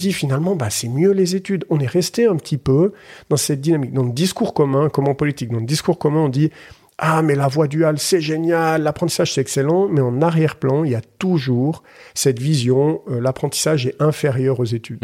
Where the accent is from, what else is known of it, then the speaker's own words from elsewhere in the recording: Collombey, Valais, Switzerland; also born or lived in Muraz, Valais; j'ai grandi à Colombay avant de déménager à Murat à l'adolescence